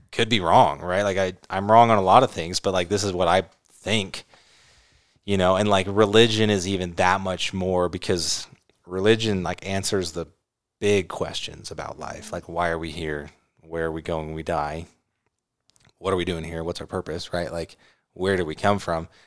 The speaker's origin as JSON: {"language": "English", "region": "California", "country": "United States", "tie": "born or raised there", "said": "I grew up in California"}